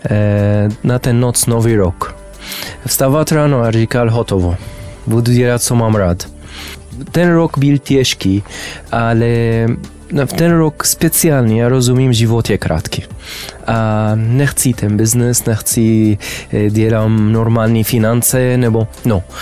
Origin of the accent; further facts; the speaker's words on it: Amman, Amman Governorate, Jordan; Czech is a second language; also born or lived in Damascus, Syria / Saudi Arabia / Spain / France; now in Czech Republic; Eh, jsem z Jordánska, zamanu, ale mm, bydlili jsem e, v Syrii Damask e, od 1990 e, do 2000, mm. potom v Saudské Arabii, potom ve Spain a Francie, ale teď ve České republice.